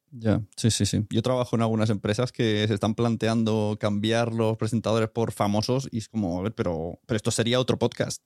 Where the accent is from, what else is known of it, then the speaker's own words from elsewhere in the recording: Catalonia, Spain; como catalán